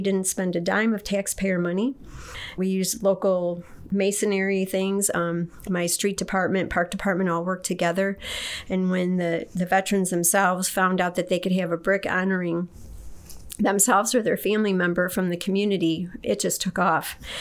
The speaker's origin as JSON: {"language": "English", "town": "Detroit", "region": "Michigan", "country": "United States", "tie": "born or raised there", "also_born_or_lived": "Okinawa", "moved": "as an adult", "lives_now": "Kendallville, United States", "said": "I was originally from Detroit. I was born and raised there, and I left in 1979"}